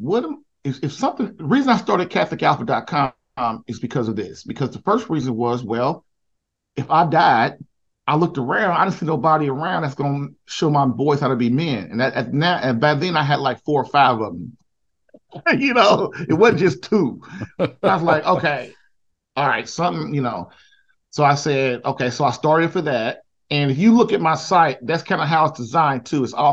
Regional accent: Indianapolis, Indiana, United States; moved away as an adult; I'm from Indianapolis, Indiana.

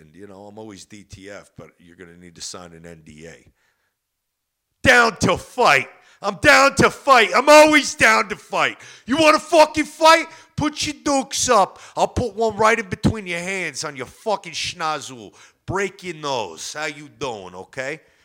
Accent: New Jersey, United States; I'm from Jersey, where you can get the best pizza in the world

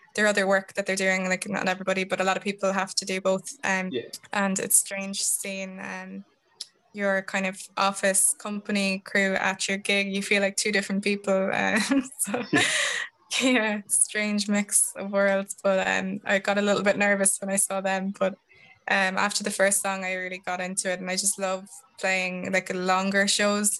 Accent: Tullamore, County Offaly, Ireland; moved away as an adult; also born or lived in Dublin; I'm from Tullamore in Offaly

